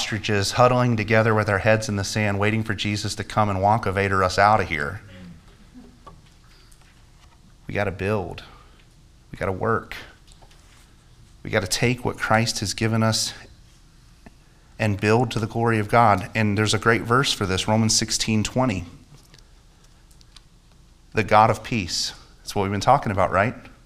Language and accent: English; United States; As an American